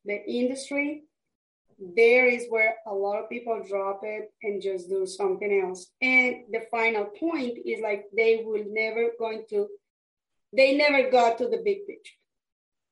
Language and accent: English; Colombia; English is a second language; moved away as an adult; I am from Colombia, South America, and I came to this country years ago.